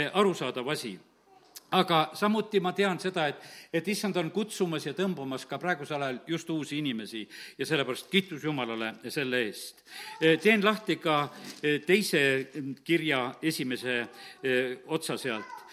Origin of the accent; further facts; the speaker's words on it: Estonia; mina olen Eestist ja, ja lihtsalt tahan teid tervitada, et interneti kaudu teid tunnen ja et olen ühest Eestimaa väikesest linnast